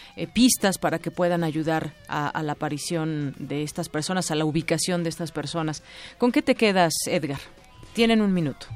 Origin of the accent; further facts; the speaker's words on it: Mexico; como mexicanos